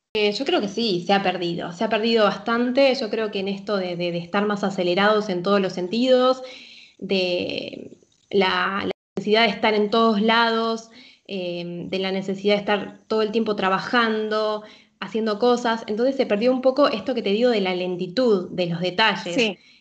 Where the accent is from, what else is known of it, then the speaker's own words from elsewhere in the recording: Argentina; moved away as an adult; also born or lived in Buenos Aires, Argentina / Mexico; now in Switzerland; en Buenos Aires, Argentina, soy argentina